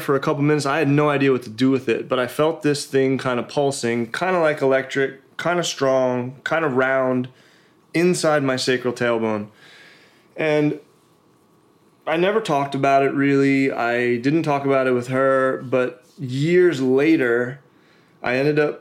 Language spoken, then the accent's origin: English; Pennsylvania, United States; moved away; I grew up in Pennsylvania, and kind of old school family values